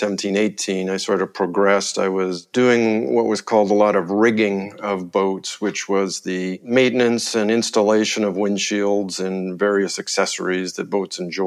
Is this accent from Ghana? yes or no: no; Winnipeg, Manitoba, Canada; moved away as an adult; also born or lived in Edmonton, Alberta / Montreal, Quebec; I was born in Edmonton, Alberta, but basically was raised in Winnipeg, Manitoba